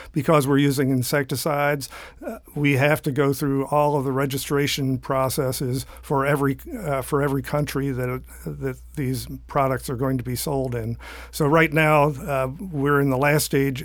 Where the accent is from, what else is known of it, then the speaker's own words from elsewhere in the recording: southeastern Pennsylvania, United States; now in Florida, United States; I started growing up in southeastern Pennsylvania